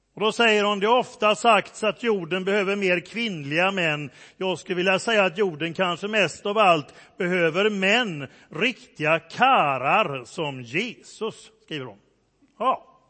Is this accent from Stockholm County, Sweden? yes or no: no; Gothenburg, Västra Götaland, Sweden; accent: göteborgska (Gothenburg dialect); Min göteborgska blir bara värre och värre